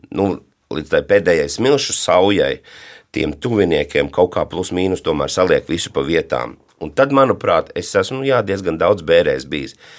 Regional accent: Madona, Madona Municipality, Latvia; Manā mīļajā Madonā, jo es esmu dzimis Madonā

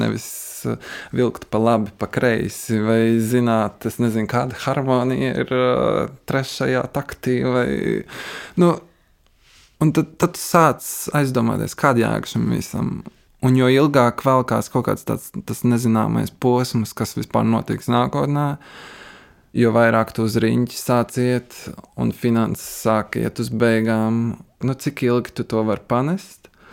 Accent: Valka, Latvia; also born or lived in Riga / Trossingen, Germany; now in Berlin, Germany; es pats nāku no Valkas

